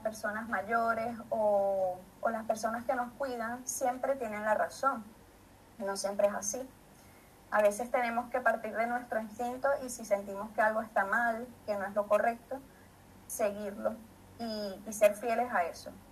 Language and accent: Spanish; Maracay, Aragua, Venezuela; now in Madrid, Spain; soy de Maracay, de Venezuela